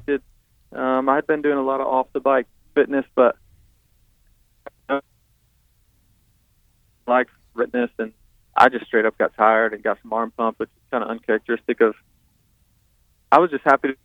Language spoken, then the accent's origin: English; Fort Dodge, Iowa, United States; now in Charlotte, United States; Growing up in Fort Dodge